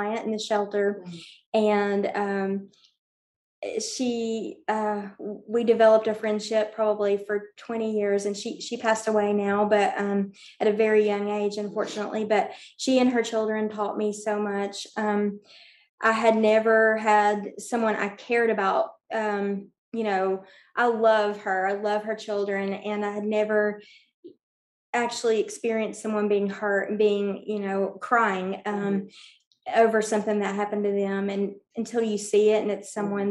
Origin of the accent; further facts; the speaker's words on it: Bristol, Tennessee, United States; moved away as an adult; now in Johnson City, United States; I grew up in Bristol, Tennessee